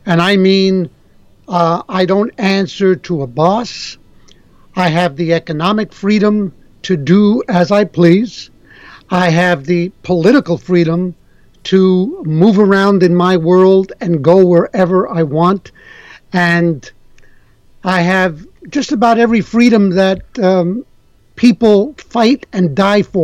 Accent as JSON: {"language": "English", "town": "New York City", "region": "New York", "country": "United States", "tie": "born or raised there", "moved": "as an adult", "lives_now": "Montreal, Canada", "said": "I'm a kid from the Bronx, New York. Grew up in the Bronx"}